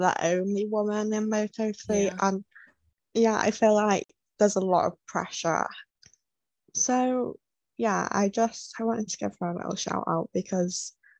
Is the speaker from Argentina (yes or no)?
no; United Kingdom; as a British person